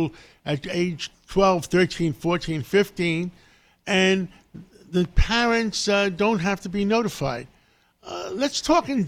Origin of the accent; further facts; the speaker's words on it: New York, United States; I'm a New Yorker all my life